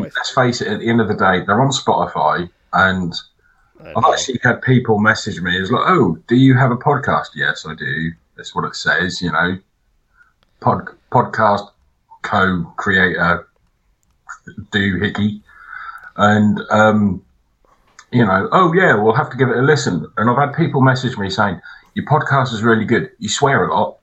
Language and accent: English; England, United Kingdom; I'm English